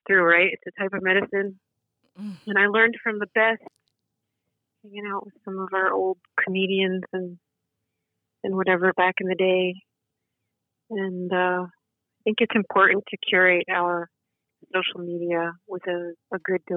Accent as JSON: {"language": "English", "region": "Connecticut", "country": "United States", "tie": "born or raised there", "said": "I was born and raised in Connecticut"}